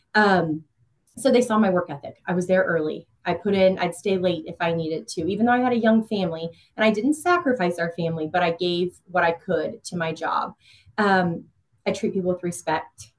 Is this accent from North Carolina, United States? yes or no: no; Emporia, Kansas, United States; also born or lived in Johnson County, Kansas; I was born and raised in Emporia, Kansas